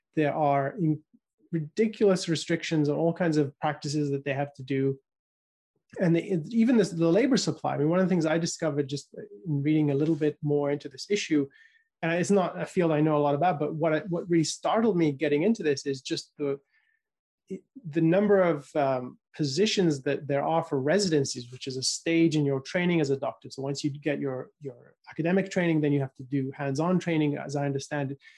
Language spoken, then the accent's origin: English; United Kingdom; I was growing up in the United Kingdom